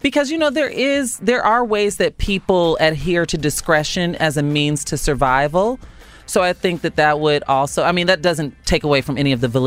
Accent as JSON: {"language": "English", "region": "Illinois", "country": "United States", "tie": "born or raised there", "said": "my home state of Illinois"}